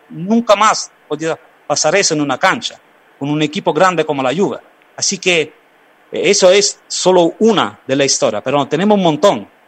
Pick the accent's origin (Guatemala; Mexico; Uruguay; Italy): Italy; Naples, Campania; mucha gente se fue del sur, de mi pueblo, de mi ciudad, de Nápoles también, ah, para buscar algo bueno en Argentina o en América.